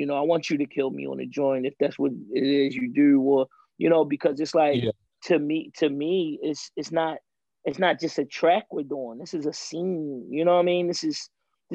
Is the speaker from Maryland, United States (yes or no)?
yes; Baltimore, Maryland, United States; I'm from Baltimore